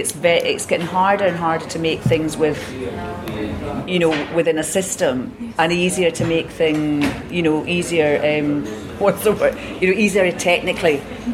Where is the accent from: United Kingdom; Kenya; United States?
United Kingdom; Glasgow, Scotland; I'm from Glasgow, so there are going to be friends and family in the audience